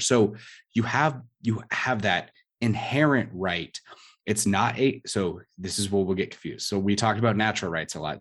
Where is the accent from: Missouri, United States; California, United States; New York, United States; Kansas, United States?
California, United States; San Diego; I'm from San Diego